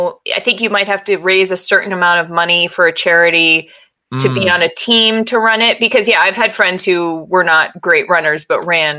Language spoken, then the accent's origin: English; New England, United States; I feel like I'm a bad New Englander because I think everything is funny that makes fun of Boston.